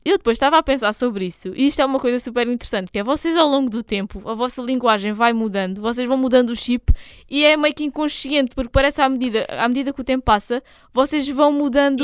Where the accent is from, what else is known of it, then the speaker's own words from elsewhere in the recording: Algarve, Portugal; se não soubessem que eu era daqui, não, di não diriam que eu era porque não tenho propriamente assim sotaque